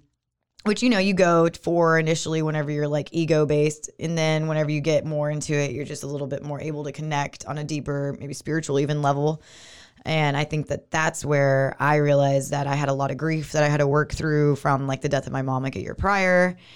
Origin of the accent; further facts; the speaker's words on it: Moody, Texas, United States; also born or lived in East Coast; now in Waco, United States; a Moody local, Waco native. Not really, because I'm from Moody.